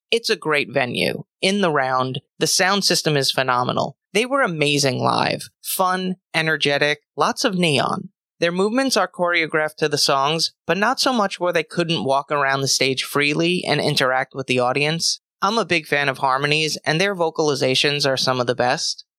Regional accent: Long Island, New York, United States; Growing up on Long Island, we didn't really have diversity.

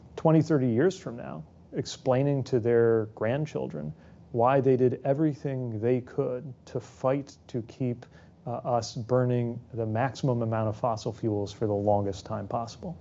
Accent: South Bend, Indiana, United States; my hometown, South Bend

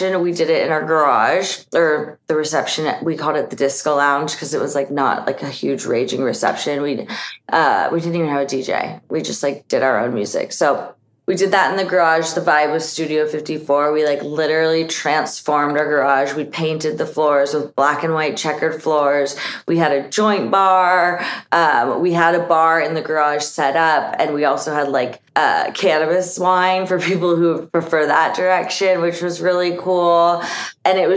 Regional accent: San Diego, California, United States; also born or lived in Nashville, Tennessee / Long Beach, California; that's my hometown

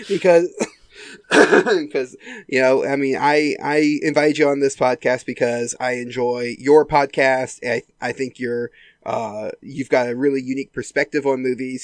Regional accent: Mississippi, United States; we're not under lockdown here in my home state.

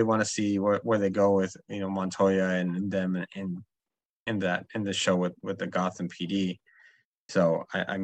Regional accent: Bay Area, California, United States; I'm from the Bay Area

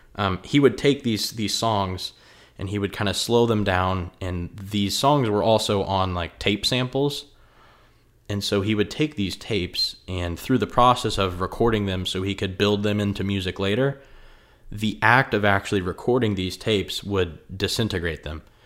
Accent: a half hour outside of Indianapolis, United States; I'm from out in the country somewhat. I'm about a half hour outside of Indianapolis, and I didn't really see a lot of architecture growing up

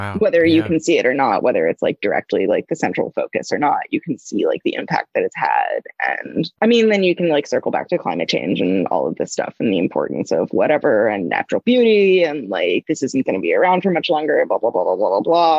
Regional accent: New England, United States; I grew up doing a fair amount of sailing because I grew up in New England

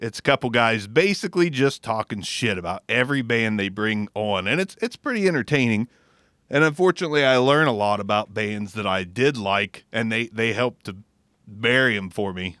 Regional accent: Southern Ohio, United States; we're from Southern Ohio

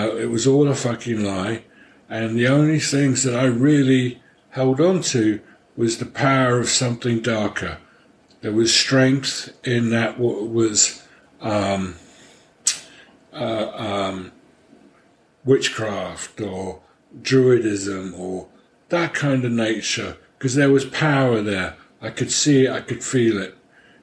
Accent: London, United Kingdom; moved away; I grew up in London, although my mother was from Paris. And my father was a Hungarian refugee

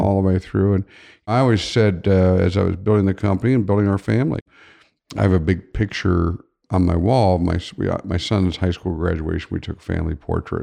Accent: Upper Arlington, Ohio, United States; I grew up in Upper Arlington

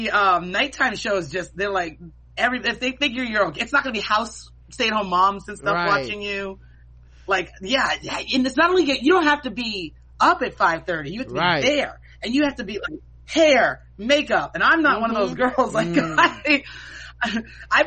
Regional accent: Boston, Massachusetts, United States; moved away; also born or lived in Charlotte; I'm from Boston. We're like Yankee sensibility

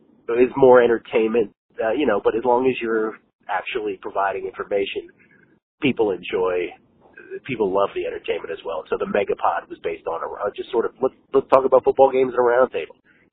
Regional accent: Washington, District of Columbia, United States; also born or lived in San Francisco; Washington, D.C.

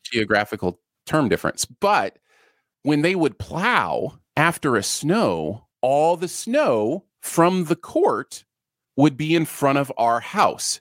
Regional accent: Michigan, United States; also born or lived in Ohio; I grew up a lot in Michigan, um, and lived a lot in Michigan

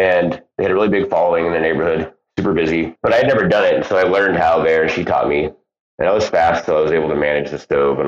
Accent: United States; also born or lived in San Diego; I was born and raised in America, third generation, so I'm very American

